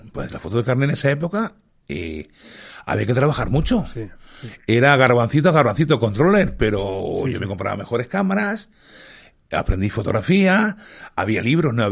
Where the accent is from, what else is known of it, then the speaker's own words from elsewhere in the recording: Madrid, Community of Madrid, Spain; born there; also born or lived in Australia; nací en Chamberí, en eh, la Milagrosa